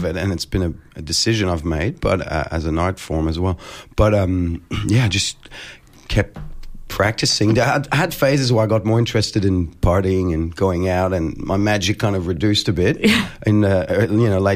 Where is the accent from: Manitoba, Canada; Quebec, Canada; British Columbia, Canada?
Quebec, Canada; Quebec City; moved away; I'm from Quebec originally, and I was in Quebec City